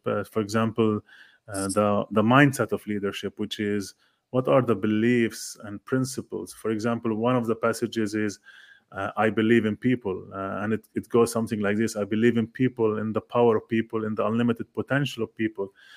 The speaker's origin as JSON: {"language": "English", "country": "Lebanon", "moved": "yes", "said": "I'm from Lebanon originally"}